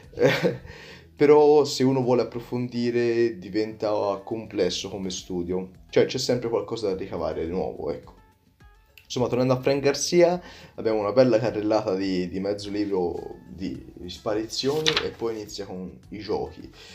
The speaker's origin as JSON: {"language": "Italian", "town": "Prato", "region": "Tuscany", "country": "Italy", "said": "vengo da Prato, in Toscana, molto vicino a Firenze"}